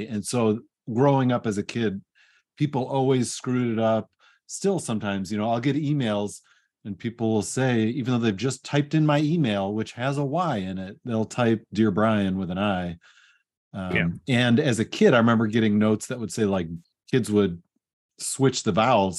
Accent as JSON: {"language": "English", "country": "United States", "tie": "born or raised there", "said": "Both parents were born in the Netherlands. I was born in the States"}